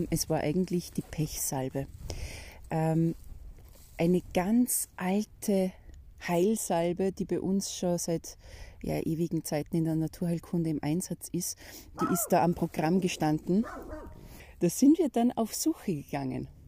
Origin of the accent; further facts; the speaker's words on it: Austria; wie die meisten Wälder bei uns in Österreich, haben eine Fichtenmonokultur